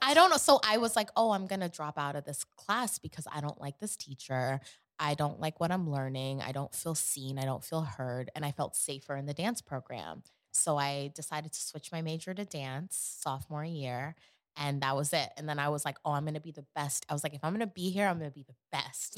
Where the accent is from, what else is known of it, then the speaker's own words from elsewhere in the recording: New York City, New York, United States; moved away; also born or lived in Connecticut / Atlanta; growing up in Queens